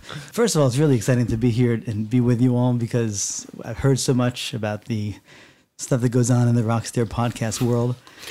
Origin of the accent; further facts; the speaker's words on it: South Orange, New Jersey, United States; also born or lived in Maplewood, New Jersey; where I grew up in South Orange and Maplewood and, you know, Union, Essex County.